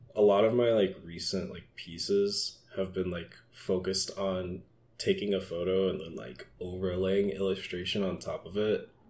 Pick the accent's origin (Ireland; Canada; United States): United States; Atlanta, Georgia; also born or lived in Minneapolis; now in Philadelphia, United States; I grew up in Atlanta